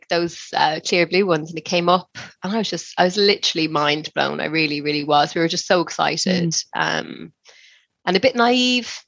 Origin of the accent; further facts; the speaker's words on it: Ireland; now in West Sussex, United Kingdom; We live in West Sussex by the sea in England. I'm from Ireland originally